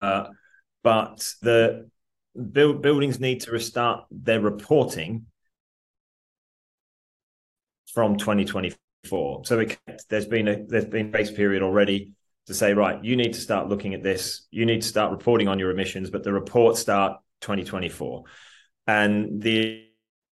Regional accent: Australia; now in England; I'm an Australian who lives in England but works in America as well

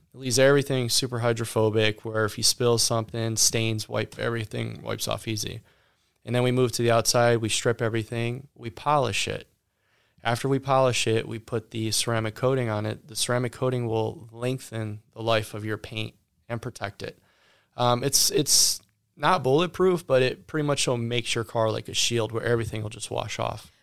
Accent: Ohio, United States; also born or lived in Palm Beach, Florida / Texas; now in Sugar Land, United States; I was born and raised in Ohio.

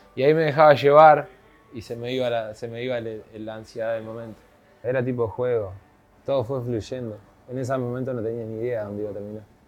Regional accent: Ciudad de la Costa, Canelones, Uruguay; Yo crecí en Monte de Solimar, en la casa de mi padre y mi madre.

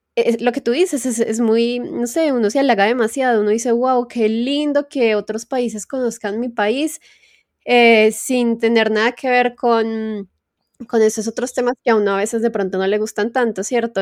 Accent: Colombia; la mayoría también de colombianos nos halagamos

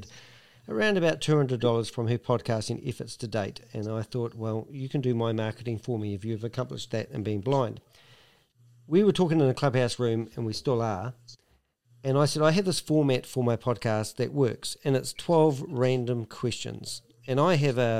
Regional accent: New Zealand; I'm a Kiwi

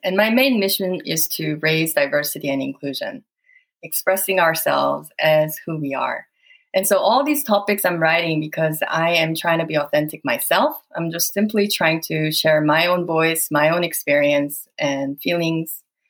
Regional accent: Saudi Arabia; I have felt like an alien most of my life. As you can imagine, growing up in Saudi and then bam, you are out in the world, you are an alien.

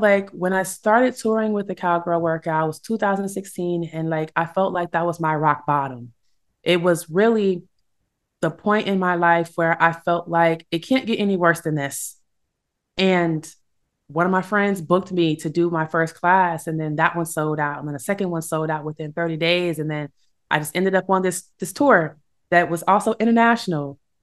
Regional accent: Illinois, United States; my home state, Illinois

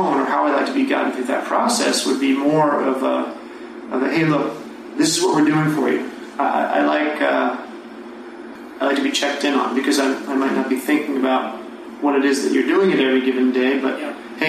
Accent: East Coast, United States; moved away; we're both from the East Coast.

